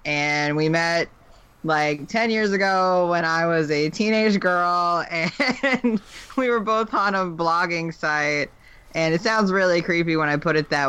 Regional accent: Western North Carolina, United States; also born or lived in Raleigh; Well, I'm from Western North Carolina, in the middle of nowhere. But right now, I'm living in Raleigh.

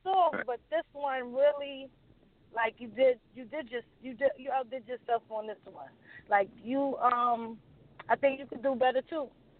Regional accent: New York City, New York, United States; now in Bronx, United States; No, the fuck I'm not from the Bronx. I'm from Brooklyn.

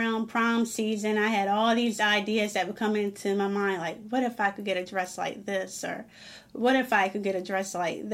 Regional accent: Maryland, United States; my hometown, even though it's in Maryland

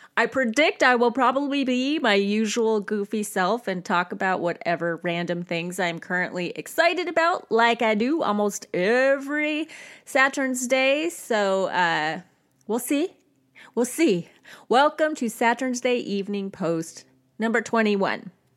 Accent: United States; as an American

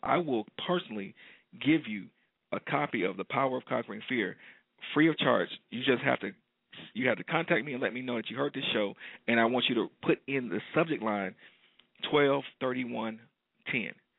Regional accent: Detroit, Michigan, United States; detroit my hometown

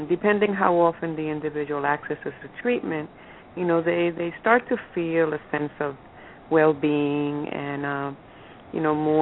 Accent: New York City, New York, United States; also born or lived in Puerto Rico; I've been in the city since I was 4 years

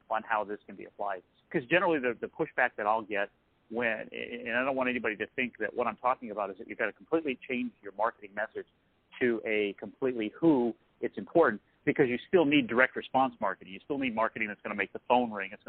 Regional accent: Massachusetts, United States; I'm from Massachusetts, and just that one little thing was the trust trigger.

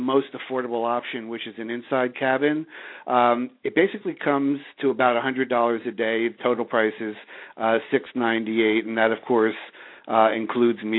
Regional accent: Bala Cynwyd, Pennsylvania, United States; also born or lived in Havertown, Pennsylvania; originally I was born in the community of Havertown and then moved to Bala Cynwyd, went off to Penn State

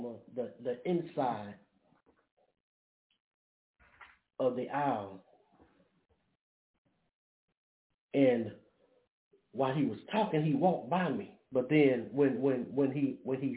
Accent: Brookhaven, Mississippi, United States; moved away; also born or lived in Springfield, Massachusetts; We're from Brookhaven, Mississippi

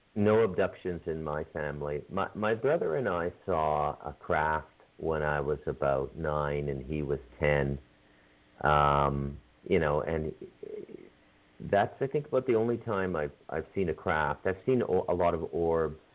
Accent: Canada; I have a little native blood being Canadian, and then I'm pretty much ethnically Scottish

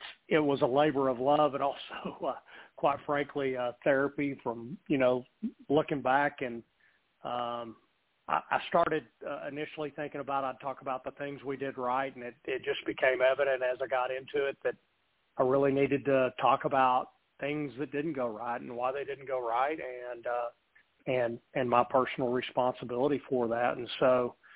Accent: Hobbs, New Mexico, United States; I'm from Hobbs, America, born and raised.

